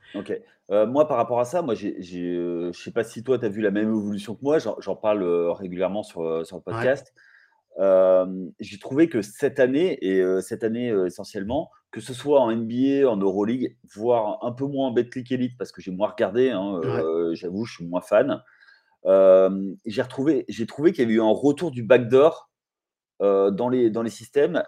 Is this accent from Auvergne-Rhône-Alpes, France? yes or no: no; Limoges, Nouvelle-Aquitaine, France; je suis de Limoges